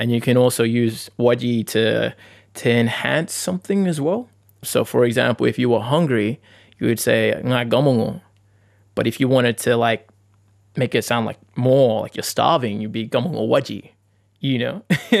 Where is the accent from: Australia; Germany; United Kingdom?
Australia; the Pilbara, Western Australia; moved away; growing up in the Pilbara, you know, you always see family and black fellas everywhere.